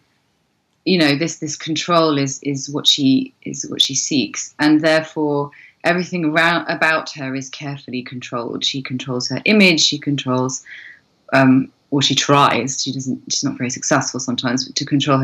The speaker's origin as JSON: {"language": "English", "area": "Cornwall", "region": "South West England", "country": "United Kingdom", "tie": "born or raised there", "said": "where I grew up in Cornwall has a very, very pagan roots."}